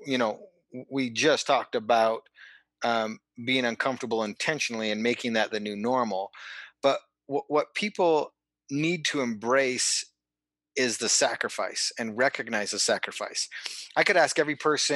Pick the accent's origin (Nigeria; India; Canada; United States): Canada; Calgary, Alberta; I'm originally from Calgary, Alberta, Canada. Grew up there, freezing cold winters